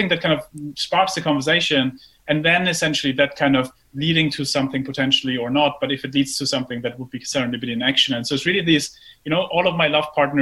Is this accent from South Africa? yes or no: no; Germany; moved away; I grew up in Germany and I then went to business school